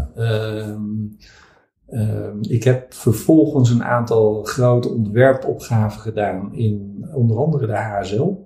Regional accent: Vlissingen, Zeeland, Netherlands; also born or lived in Middelburg; geboren in Middelburg, 1973. Mhm. Eh, ik ben opgegroeid in Vlissingen.

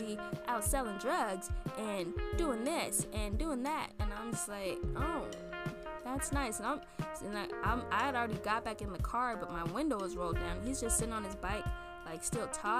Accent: Torrance, California, United States; also born or lived in Hacienda Heights, California / Louisiana (family); I was like, Torrance.

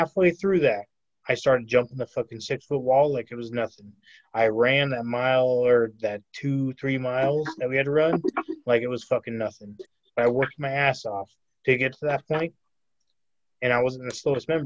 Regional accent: California, United States; moved away as an adult; now in Arizona, United States; that was my hometown, clearly California

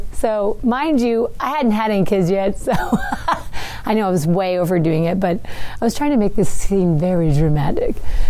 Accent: West Tennessee, United States; we're from West Tennessee.

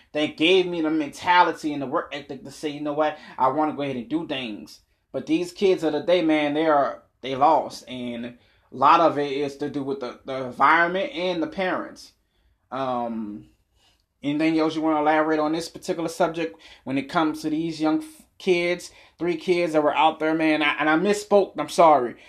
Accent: New Orleans, Louisiana, United States; also born or lived in Boston, Massachusetts; I've been in New Orleans since I was six years old

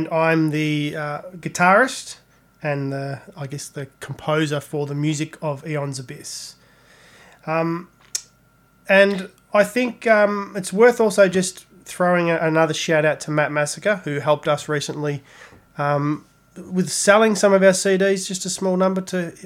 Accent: Australia; as Aussie metalheads

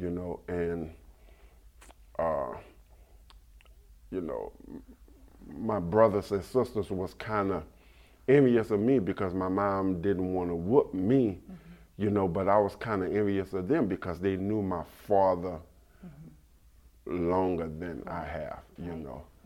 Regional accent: Baton Rouge, Louisiana, United States; I grew up in a town in Baton Rouge, Louisiana, called Fairfield

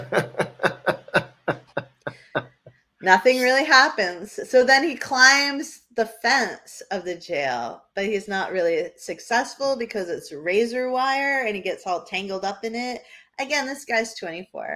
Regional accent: New Hampshire, United States; I'm from New Hampshire

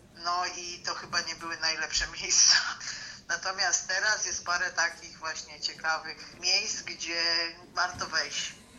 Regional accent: Warsaw, Masovian Voivodeship, Poland; jestem warszawianką od urodzenia

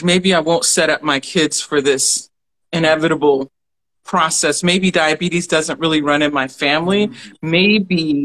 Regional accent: Alabama, United States; We grew up in Alabama

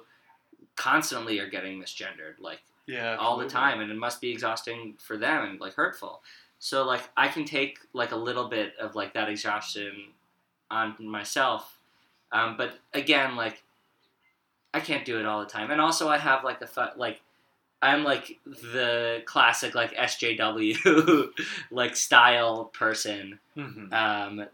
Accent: New York, United States; I'm Jewish and from New York

